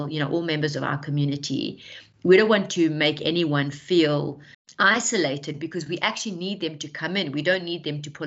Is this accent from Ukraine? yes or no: no; South Africa; I'm South African